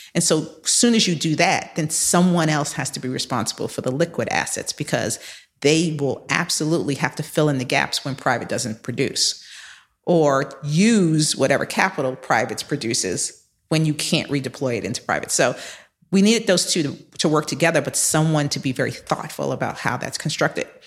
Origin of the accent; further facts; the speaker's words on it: New York, United States; also born or lived in Philadelphia / Boston; I am a native New Yorker. I was born in Harlem, raised in the Bronx